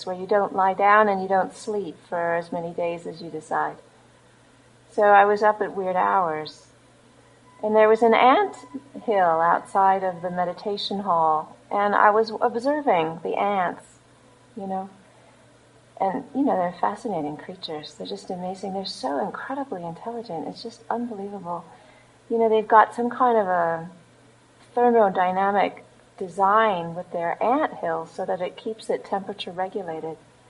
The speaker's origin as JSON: {"language": "English", "town": "Los Angeles", "region": "California", "country": "United States", "tie": "born or raised there", "also_born_or_lived": "Australia", "moved": "yes", "said": "I was born in Los Angeles"}